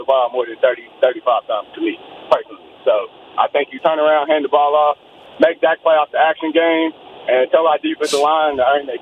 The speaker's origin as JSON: {"language": "English", "town": "Dallas", "region": "Texas", "country": "United States", "moved": "as an adult", "lives_now": "Rio Grande Valley, United States", "said": "I'm actually from Dallas, but I moved here like a year ago"}